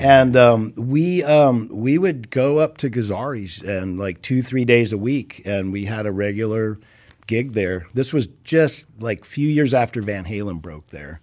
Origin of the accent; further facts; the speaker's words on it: Orange County, California, United States; moved away as an adult; now in Los Angeles, United States; from the time I was two, parents moved here, grew up down there